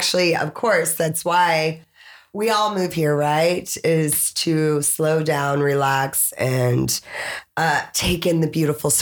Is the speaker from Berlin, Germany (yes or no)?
no; Frankfurt, Hesse, Germany; born there; I was born in Frankfurt, Germany at the army base.